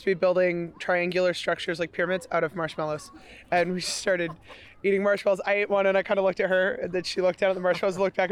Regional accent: Iowa City, Iowa, United States; I grew up in Iowa City, Iowa, which is a university town

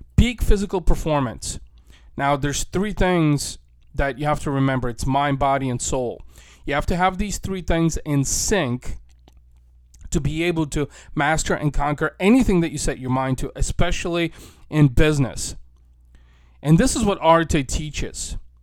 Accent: St. Louis, Missouri, United States; right here in my hometown, Saint Louis, Missouri

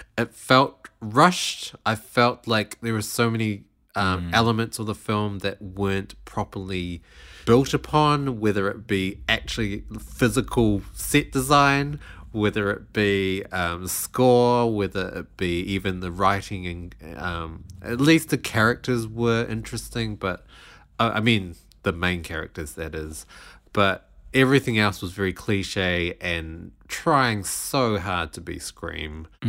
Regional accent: Australia; in Australia we don't.

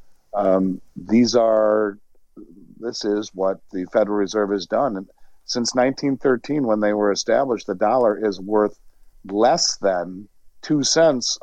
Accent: Minnesota, United States; my home state of Minnesota

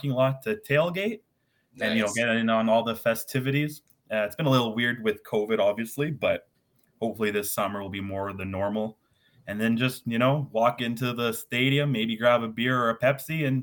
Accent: Virden, Manitoba, Canada; moved away as an adult; now in Winnipeg, Canada; I grew up in Verdun, Manitoba.

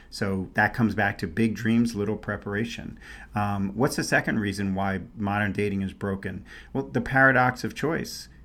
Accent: New York City, New York, United States; born or raised there; also born or lived in San Francisco Bay Area, California; now in Scottsdale, United States

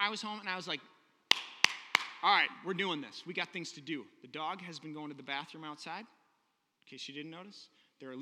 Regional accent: United States; American Western Christians

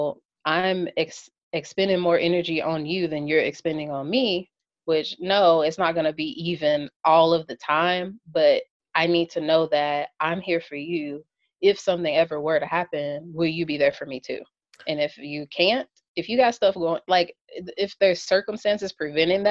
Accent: Kentucky, United States; I'm from Kentucky

